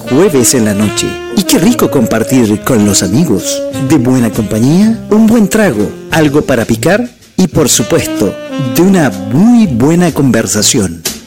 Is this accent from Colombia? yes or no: no; Chile